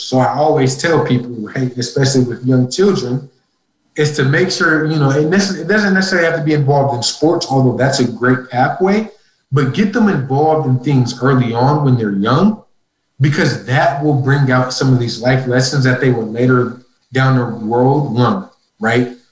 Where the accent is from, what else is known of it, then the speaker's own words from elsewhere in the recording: Minneapolis, Minnesota, United States; moved away as an adult; also born or lived in Ithaca, New York; I'm originally from Minneapolis, Minnesota. I was home at that time from Cornell